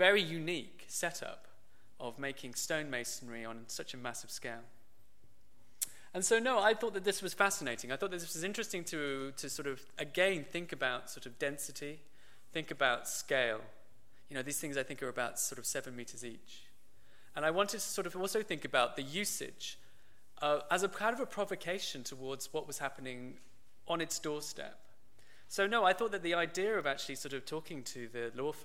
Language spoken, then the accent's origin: English; Birmingham, West Midlands, United Kingdom; I grew up pretty much in the centre of Birmingham